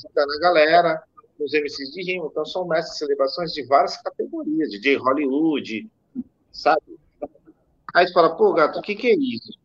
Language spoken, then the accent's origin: Portuguese; Brazil; nós somos brasileiros